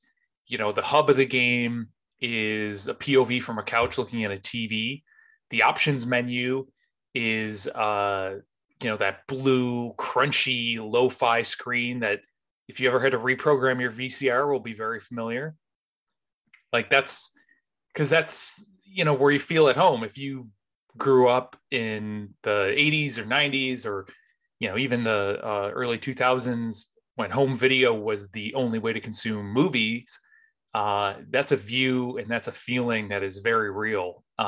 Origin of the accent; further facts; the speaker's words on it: Northeast, United States; I grew up in the Northeast, but we used to have these, they weren't even like video.